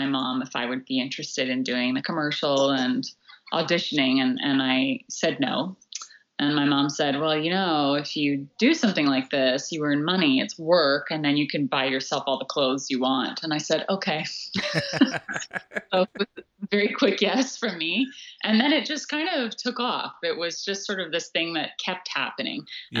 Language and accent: English; Hawaii, United States; also born or lived in White Rock, Canada; But I was born in White Rock, and we were there, I think, for a month. And then we moved to Hawaii because my grandparents managed a really tiny inn in West Maui.